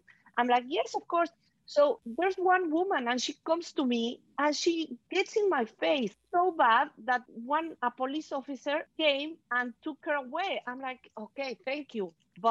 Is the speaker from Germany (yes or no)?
no; Mexico; moved away; I was born in Mexico, so I speak Spanish.